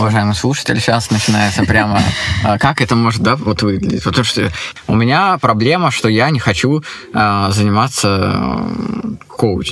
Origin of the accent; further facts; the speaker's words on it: Saint Petersburg, Russia; Я иллюзионист из Санкт-Петербурга